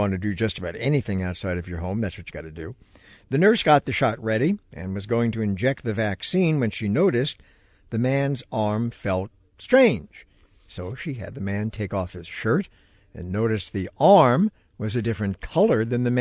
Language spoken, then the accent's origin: English; New York City, New York, United States; being a New Yorker myself